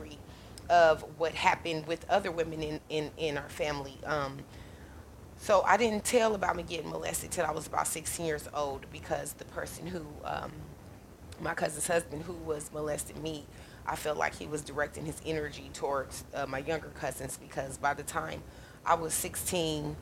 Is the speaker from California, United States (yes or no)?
no; Omaha, Nebraska, United States; I live in Omaha, Nebraska, born and raised in Omaha, Nebraska